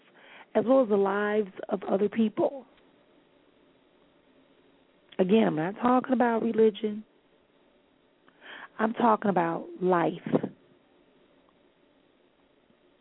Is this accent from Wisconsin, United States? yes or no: yes; Milwaukee, Wisconsin, United States; my hometown of Milwaukee